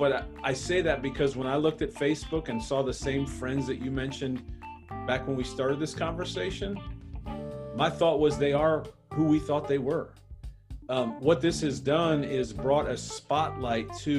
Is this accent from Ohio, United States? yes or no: yes; Bedford, Ohio, United States; I grew up in Bedford too